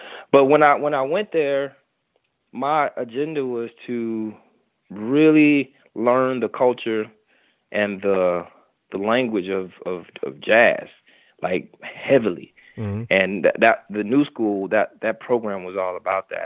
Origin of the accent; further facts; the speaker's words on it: St. Louis, Missouri, United States; moved away as an adult; also born or lived in New York City; I'm from St. Louis, Missouri